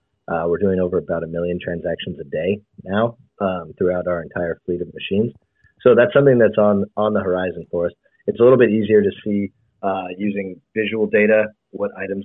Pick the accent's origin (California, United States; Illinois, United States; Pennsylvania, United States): California, United States; Bay Area; I grew up in the Bay Area.